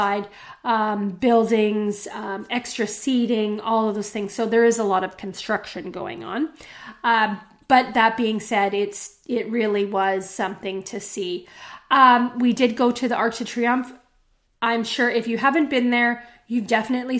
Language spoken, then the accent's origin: English; Western Canada, Canada; growing up in Canada, in Western Canada, we don't speak as much French.